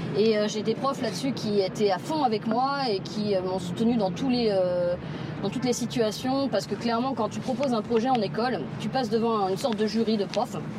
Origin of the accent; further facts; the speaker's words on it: Paris, Île-de-France, France; j'ai grandi dans le 4e arrondissement de Paris, dans le Marais